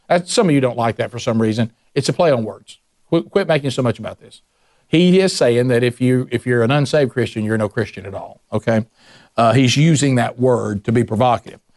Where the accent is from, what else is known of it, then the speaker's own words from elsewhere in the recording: the South, United States; my experience growing up in the South.